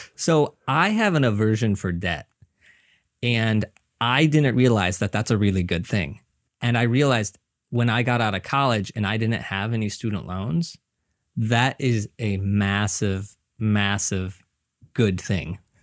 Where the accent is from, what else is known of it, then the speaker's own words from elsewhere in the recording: Missouri, United States; moved away as an adult; now in New York, United States; I'm originally from Missouri, so I moved here